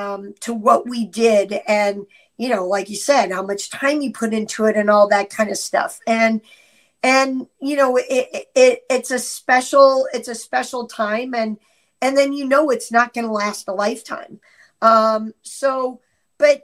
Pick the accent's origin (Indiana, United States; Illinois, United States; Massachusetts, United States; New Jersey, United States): Illinois, United States; Champaign; moved away as an adult; also born or lived in Cornwall, New York; now in Wisconsin, United States; grew up all the way through my high school years in Champaign, Illinois.